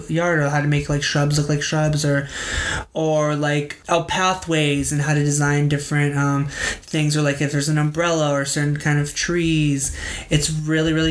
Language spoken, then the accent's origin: English; United States; as being an American and a millennial American